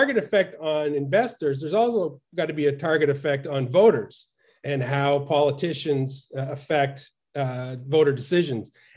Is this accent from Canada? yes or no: yes; Fredericton, New Brunswick, Canada; moved away as an adult; now in United States; I grew up in Eastern Canada in a town called Fredericton